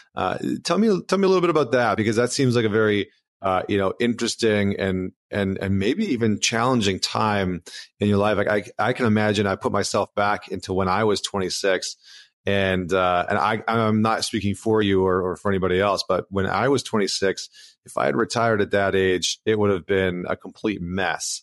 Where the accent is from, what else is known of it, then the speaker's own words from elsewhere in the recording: Canada; accent: Canadian; I'm from Canada